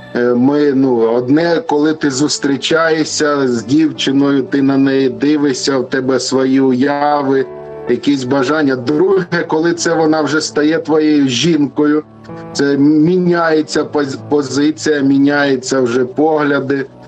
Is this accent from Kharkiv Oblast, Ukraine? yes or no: no; Luhansk Oblast, Ukraine; moved away as an adult; now in Lviv, Ukraine; ми родом з Луганщини, а зараз живемо у Львові за тисячу кілометрів від батьків